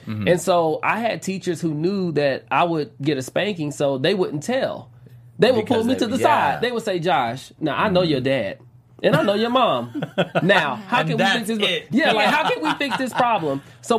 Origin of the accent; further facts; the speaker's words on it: Atlanta, Georgia, United States; I grew up in the South, I'm from Atlanta.